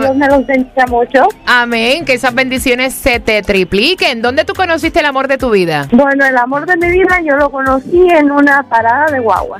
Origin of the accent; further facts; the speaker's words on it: Mexico; yo soy mexicana y conocí a mi esposo en Cuba hace 18 años